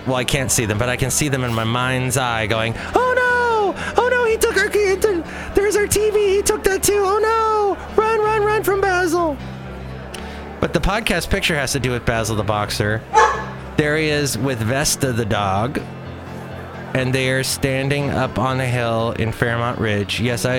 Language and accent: English; New Zealand; now in United States; Oh, I'm from New Zealand. We don't have gophers.